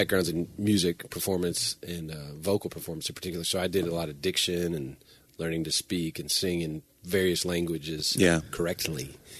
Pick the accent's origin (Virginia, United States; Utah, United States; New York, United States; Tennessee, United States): Tennessee, United States; Johnson City; also born or lived in Knoxville, Tennessee; I grew up in Johnson City, Tennessee, and when I moved to Knoxville